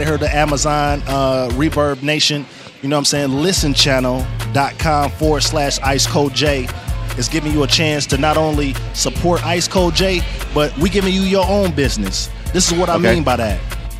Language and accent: English; Michigan, United States; also born or lived in Nashville; now in Atlanta, United States; man. Originally from Michigan.